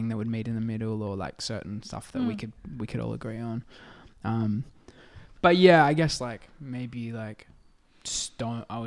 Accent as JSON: {"language": "English", "town": "Adelaide", "region": "South Australia", "country": "Australia", "tie": "born or raised there", "said": "I grew up in Adelaide"}